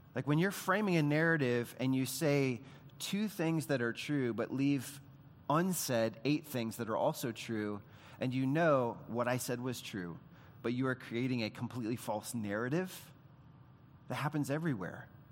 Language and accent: English; United States; we, as Americans